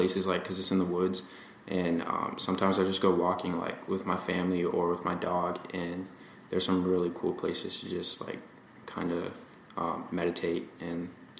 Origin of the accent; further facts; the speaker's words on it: Massachusetts, United States; No. I've always been in Massachusetts. I was born on the Cape, and then I moved closer to, like, Fall River and more urban areas. And that's how I ended up in Somerset.